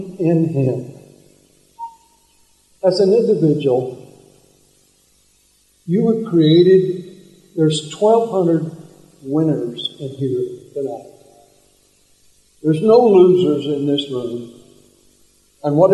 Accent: Texas, United States; moved away; I grew up in Texas, there were not a lot of Asians hanging around in the town that I grew up of 1,927 people.

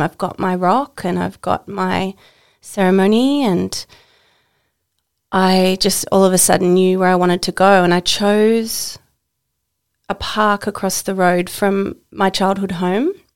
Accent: Tasmania, Australia; now in Queensland, Australia; I live in Queensland and I was born in Tasmania.

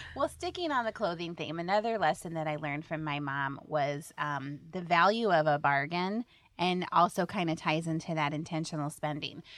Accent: Indianola, Iowa, United States; I grew up in Indianola, and my dad was a economics professor at Simpson College.

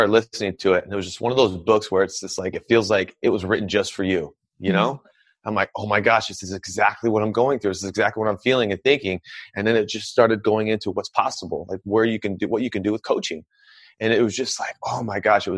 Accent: Anchorage, Alaska, United States; I'm originally from Anchorage, Alaska. And when I grew up in Alaska

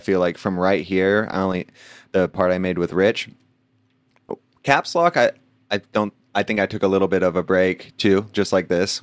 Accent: Lakeside, California, United States; also born or lived in La Mesa, California; I grew up in Lakeside

